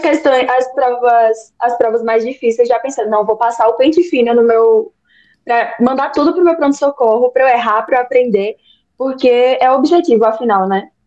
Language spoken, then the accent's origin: Portuguese; Bahia, Brazil; eu tenho 20 anos, eu sou da Bahia